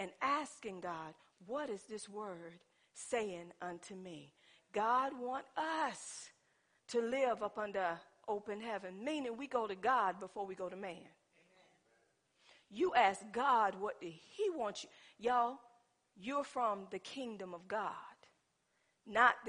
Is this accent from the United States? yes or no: yes; Pender County, North Carolina, United States; I'm from Pender County